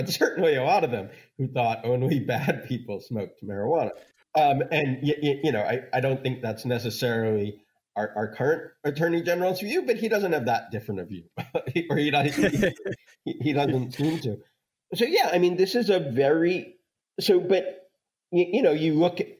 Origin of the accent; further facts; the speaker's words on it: Los Angeles, California, United States; My hometown paper, the LA Times